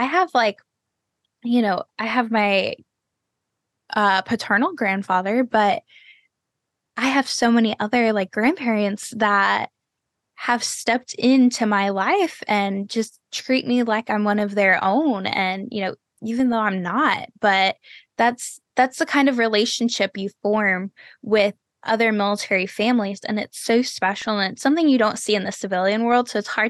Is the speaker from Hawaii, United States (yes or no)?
no; Texas, United States; there's friends that I grew up with in Texas who we didn't talk for like, you know, 8-10 years.